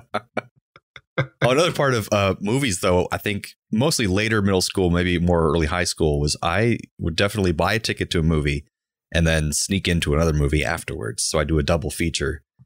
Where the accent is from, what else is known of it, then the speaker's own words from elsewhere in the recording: Orlando, Florida, United States; I was born and raised in Orlando